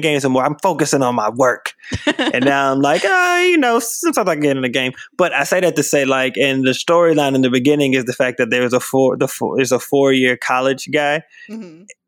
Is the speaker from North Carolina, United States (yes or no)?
no; South Carolina, United States; moved away as an adult; now in Los Angeles, United States; I'm from South Carolina